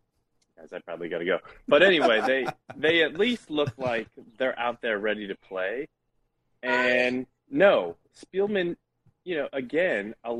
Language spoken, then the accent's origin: English; St. Louis, Missouri, United States; So let me tell you, I'm from St. Louis.